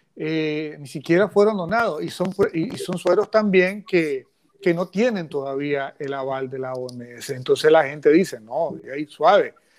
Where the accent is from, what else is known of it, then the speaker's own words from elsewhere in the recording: Nicaragua; los nicaragüenses que criticamos no somos verdaderos nicaragüenses